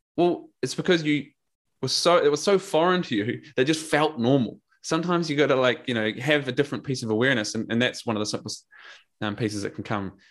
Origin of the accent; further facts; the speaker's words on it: New Zealand; also born or lived in Drogheda, Ireland / Scotland / London; now in Australia; I'm a Kiwi